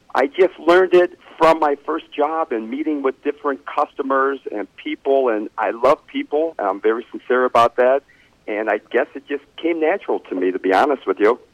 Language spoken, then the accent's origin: English; Cleveland, Ohio, United States; I'm from Cleveland